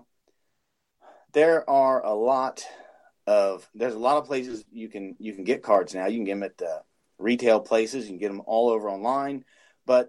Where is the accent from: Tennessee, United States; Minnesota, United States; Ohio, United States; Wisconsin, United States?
Ohio, United States; I'm from Ohio